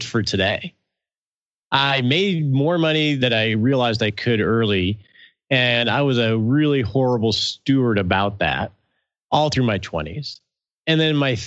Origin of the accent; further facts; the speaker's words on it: Michigan, United States; moved away as an adult; now in Texas, United States; I moved down to Texas from Michigan, which is where I grew up